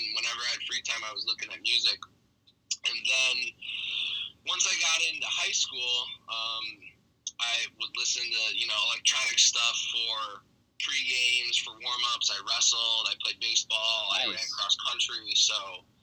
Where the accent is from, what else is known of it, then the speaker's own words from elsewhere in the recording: Elmhurst, Illinois, United States; I'm born and raised, the only one in my family born and raised in Elmhurst.